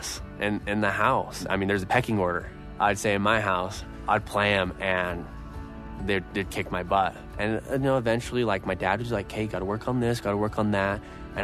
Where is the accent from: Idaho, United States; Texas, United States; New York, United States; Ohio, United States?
Idaho, United States; Growing up in Idaho, I was surrounded by a bunch of family